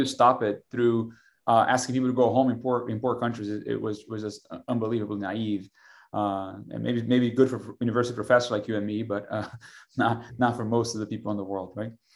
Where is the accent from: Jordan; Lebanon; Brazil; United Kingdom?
Brazil; now in Austin, United States; I'm from Brazil originally